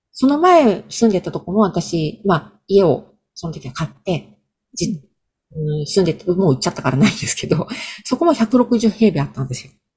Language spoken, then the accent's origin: Japanese; Gunma, Japan; now in Tokyo, Japan; 私、群馬県出身なんですけれども